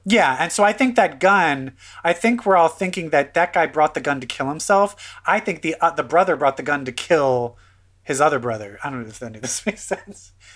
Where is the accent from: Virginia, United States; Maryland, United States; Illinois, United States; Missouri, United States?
Maryland, United States; Baltimore; I am from Baltimore, so we have the down home